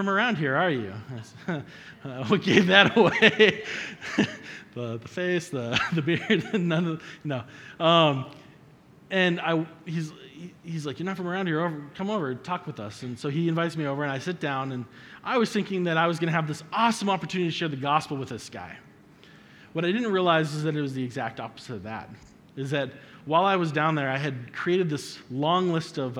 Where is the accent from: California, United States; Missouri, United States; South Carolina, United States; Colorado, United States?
Colorado, United States; I'm from Colorado